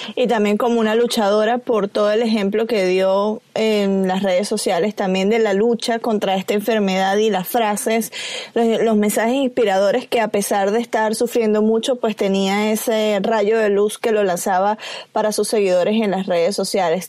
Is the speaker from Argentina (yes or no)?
no; Venezuela; yo soy venezolana